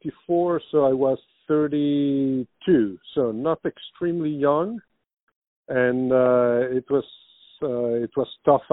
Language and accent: English; Brussels, Brussels-Capital Region, Belgium; My parents were Italians. They moved to Brussels in Belgium, like in a year before I was born. And so I was born and raised there, but I went to an Italian school